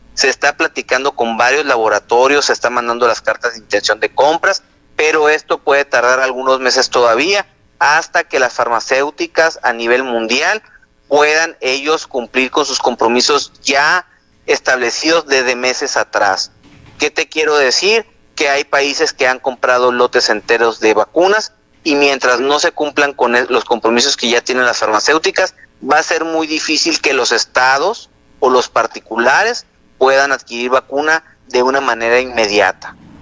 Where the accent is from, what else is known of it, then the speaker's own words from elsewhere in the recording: Sonora, Mexico; así somos los mexicanos, así somos los sonorenses.